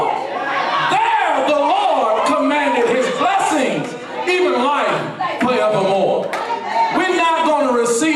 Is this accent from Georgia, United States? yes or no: yes; Albany, Georgia, United States; I'm from Albany, Georgia